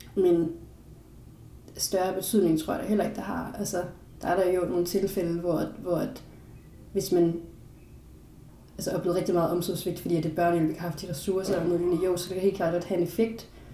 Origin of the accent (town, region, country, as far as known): Denmark